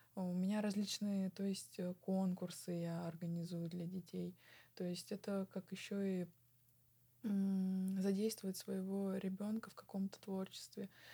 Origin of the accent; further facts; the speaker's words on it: Tulun, Irkutsk Oblast, Russia; я родилась в России, я выросла в России, э, я разговариваю на русском, я а, жила в городе Тулуне в своем доме